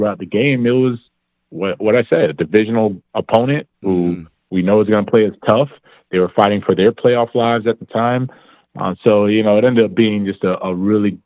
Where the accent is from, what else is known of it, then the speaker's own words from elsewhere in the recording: Miami, Florida, United States; I'm from Miami